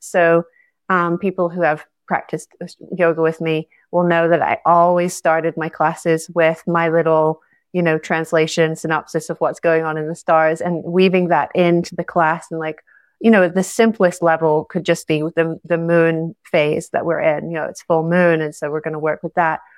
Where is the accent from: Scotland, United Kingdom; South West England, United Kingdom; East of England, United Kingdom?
Scotland, United Kingdom; moved away as an adult; also born or lived in Costa Rica; I'm from Scotland originally